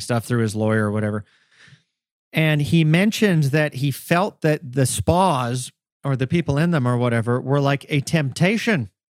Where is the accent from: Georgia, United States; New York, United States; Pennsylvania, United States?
Georgia, United States; Augusta; I wasn't born and raised in Atlanta by any means. I was in one of the other big A's in the state, Augusta, Georgia